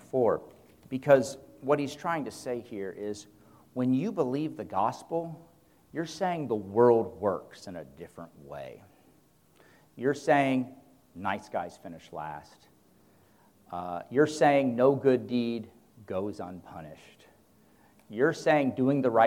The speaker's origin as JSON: {"language": "English", "country": "United States", "said": "as American men"}